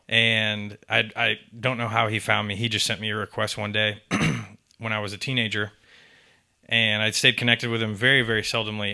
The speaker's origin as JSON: {"language": "English", "town": "Atlanta", "region": "Georgia", "country": "United States", "tie": "born or raised there", "also_born_or_lived": "Tampa, Florida / Augusta, Georgia / Statesboro, Georgia"}